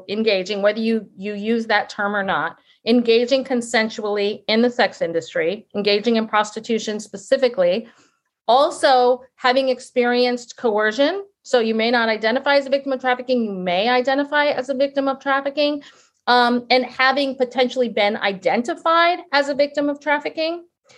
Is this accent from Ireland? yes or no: no; England, United Kingdom; I mean, I'm an English person and I've always thought a lot about language